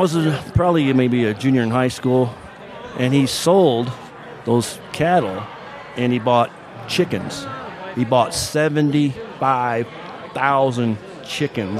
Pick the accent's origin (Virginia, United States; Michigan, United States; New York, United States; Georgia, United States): Michigan, United States; Minden; also born or lived in Kentucky / Phoenix, Arizona; now in Prescott, United States; I grew up in Michigan on a farm and uh, very small town called Minden